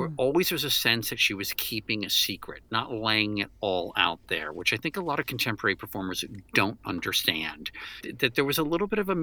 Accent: Washington, District of Columbia, United States; I grew up in the Washington, D.C. area

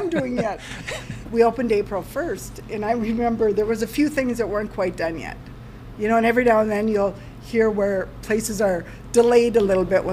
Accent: Fargo, North Dakota, United States; now in Hunter, United States; I grew up in Fargo, which was a bigger town

